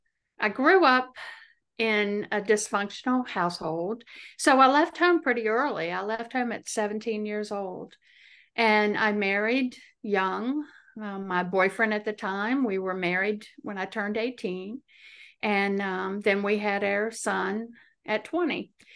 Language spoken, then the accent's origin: English; Chesterfield, Virginia, United States; No, I'm from Virginia. I live in Central Virginia, a little county. Well, it's not so little, called Chesterfield. It's right outside of Richmond, Virginia.